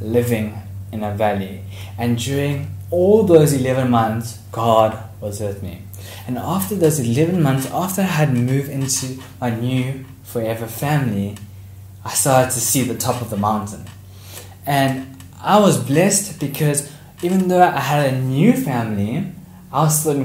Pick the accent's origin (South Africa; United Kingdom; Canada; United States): South Africa; Port Shepstone, KwaZulu-Natal; I was born in Port Shepstone, so I'm actually from the South Coast.